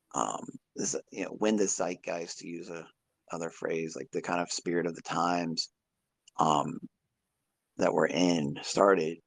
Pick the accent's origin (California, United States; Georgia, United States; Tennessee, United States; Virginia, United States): Virginia, United States; I'm from Virginia